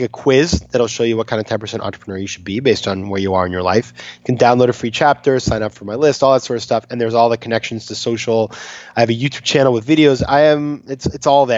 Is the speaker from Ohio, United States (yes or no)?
no; Maine, United States; I'm from Maine, so we grew up in these sort of places